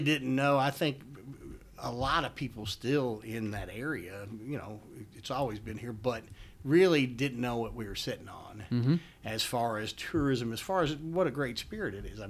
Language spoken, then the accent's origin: English; Louisville, Kentucky, United States; I'm born and raised in Kentucky